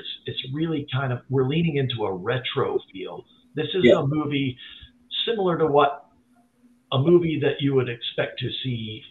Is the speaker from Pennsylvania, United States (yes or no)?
no; near Asheville, Western North Carolina, United States; I grew up in Western North Carolina all my life. I was born there, kind of close to Asheville